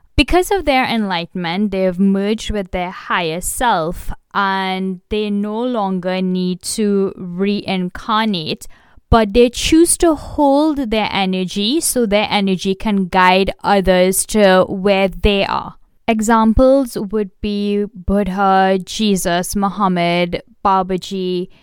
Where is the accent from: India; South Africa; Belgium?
India; I am Indian